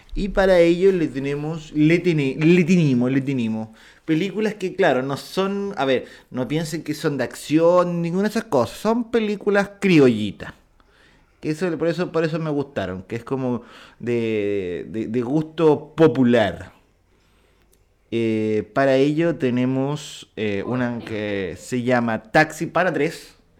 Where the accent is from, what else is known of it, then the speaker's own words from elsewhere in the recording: Viña del Mar, Valparaíso, Chile; Yo nací en Viña del Mar